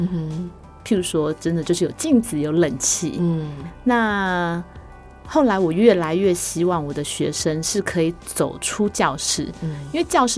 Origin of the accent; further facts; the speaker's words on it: Yilan County, Taiwan; also born or lived in Luodong / Taipei; 因为我是宜兰人